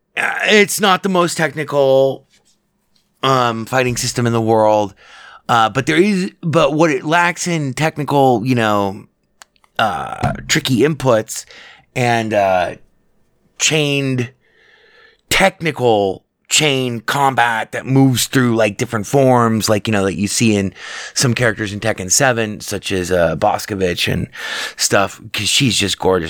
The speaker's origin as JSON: {"language": "English", "town": "Las Vegas", "region": "Nevada", "country": "United States", "tie": "born or raised there", "said": "I grew up in Vegas"}